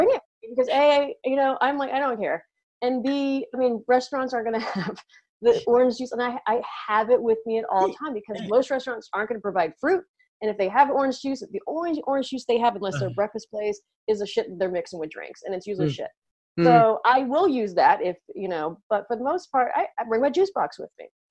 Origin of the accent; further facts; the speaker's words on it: United States; in the US, we have a holiday called Thanksgiving